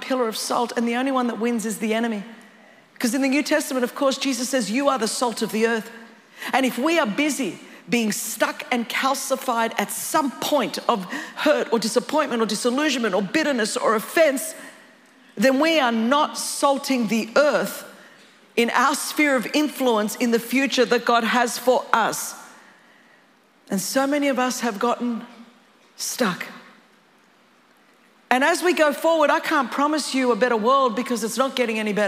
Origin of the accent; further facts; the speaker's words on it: California, United States; I'm from California.